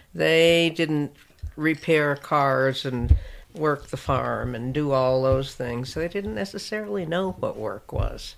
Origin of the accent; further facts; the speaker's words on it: Concord, New Hampshire, United States; moved away as an adult; also born or lived in suburb of New York / suburban New Jersey; now in Crestone, United States; I grew up in a suburb of New York and then Concord, New Hampshire